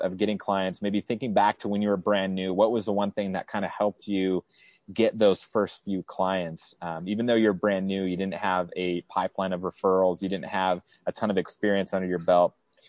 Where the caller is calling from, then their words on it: San Clemente, California, United States; I am broadcasting from San Clemente, California.